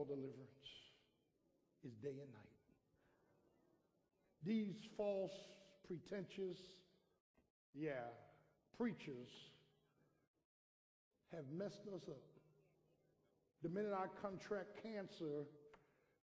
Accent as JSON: {"language": "English", "town": "Philadelphia", "region": "Pennsylvania", "country": "United States", "tie": "born or raised there", "said": "I grew up in South Philadelphia the first 17 years, went into the military, next 7 years"}